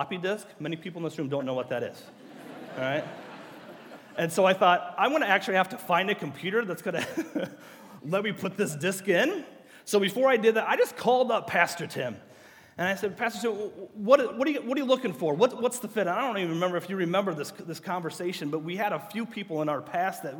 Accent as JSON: {"language": "English", "town": "Groveland", "region": "Illinois", "country": "United States", "tie": "born or raised there", "also_born_or_lived": "Iowa", "moved": "as an adult", "said": "This is my hometown. I was born and raised in Groveland."}